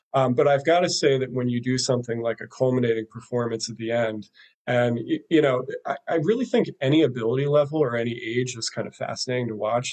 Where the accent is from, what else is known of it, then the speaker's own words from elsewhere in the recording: Philadelphia, Pennsylvania, United States; now in Brooklyn, United States; Philadelphia is is at the top of my list because that's my my hometown and I, I love Philly